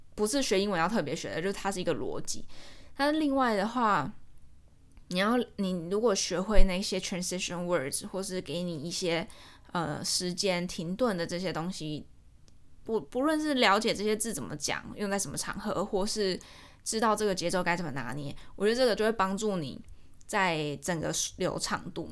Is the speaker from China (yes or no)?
no; Taiwan; moved away as an adult; now in Georgia, United States; 我身在台湾，我私也要在台湾